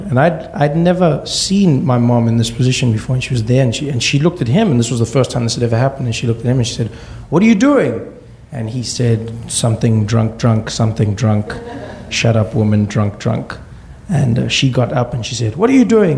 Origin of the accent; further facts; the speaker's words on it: South Africa; we grew up in South Africa during apartheid, or I grew up during that time